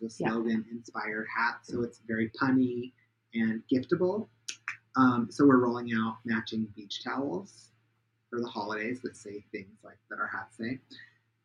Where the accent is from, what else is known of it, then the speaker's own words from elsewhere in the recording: Pacific Northwest, United States; I'm from the Pacific Northwest